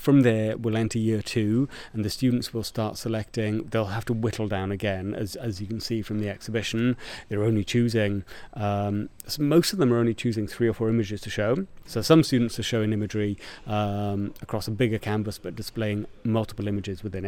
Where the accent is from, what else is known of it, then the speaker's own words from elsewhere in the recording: Porthcawl, Wales, United Kingdom; I'm from Porthcawl